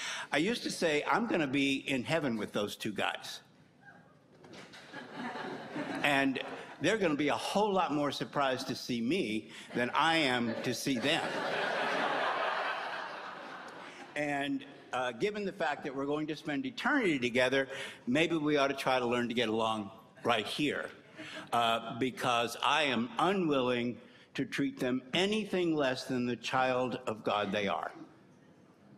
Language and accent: English; Kentucky, United States; moved away; also born or lived in New Hampshire; I grew up in Kentucky